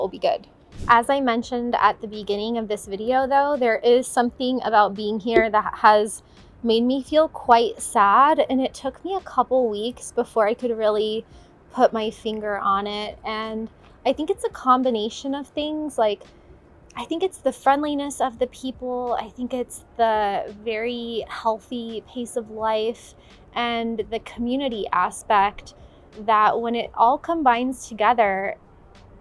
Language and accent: English; Florida, United States; moved away as an adult; now in United Kingdom; in the town where I grew up in Florida, it was like a small town